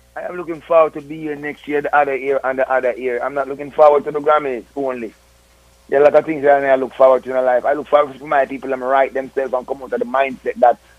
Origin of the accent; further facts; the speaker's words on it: Jamaica; all we are Jamaican.